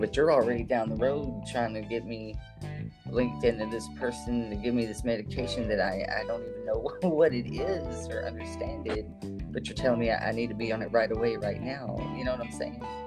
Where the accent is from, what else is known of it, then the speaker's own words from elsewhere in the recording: Shreveport, Louisiana, United States; moved away as an adult; also born or lived in Oklahoma / New Orleans; now in Arkansas, United States; I was born in Oklahoma, but I grew up in Louisiana around the Shreveport area.